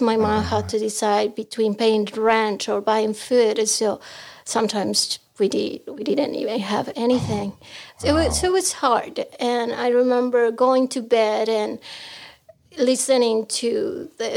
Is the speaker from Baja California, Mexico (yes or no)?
yes; Tijuana, Baja California, Mexico; English is a second language; moved away as an adult; also born or lived in Mexico City; now in United States; I'm from Mexico. I was born in Mexico City, but I grew up in Tijuana